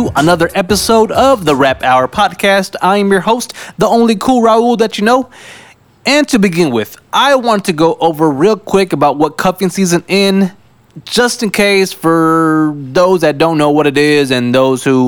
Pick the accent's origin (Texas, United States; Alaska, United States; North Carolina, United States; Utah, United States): Texas, United States; South; now in San Antonio, United States; I am from South Texas